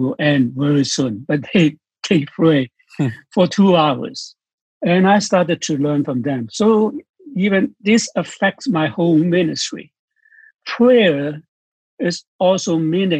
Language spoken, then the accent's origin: English; Hong Kong; I am from Hong Kong